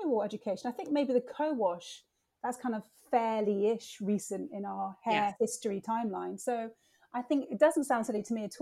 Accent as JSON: {"language": "English", "country": "Jamaica", "tie": "born or raised there", "said": "I was born in Jamaica."}